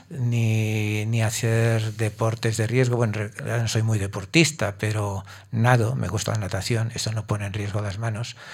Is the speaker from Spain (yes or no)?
yes; Catalonia, Spain; Soy catalán